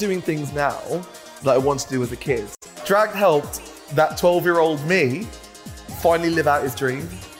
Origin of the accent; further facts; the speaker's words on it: Birmingham, West Midlands, United Kingdom; Birmingham, my hometown.